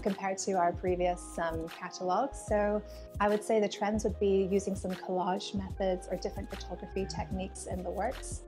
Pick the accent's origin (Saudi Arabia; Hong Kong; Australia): Hong Kong; I'm a British uh, mm. person mm. living here in Hong Kong, but born and raised here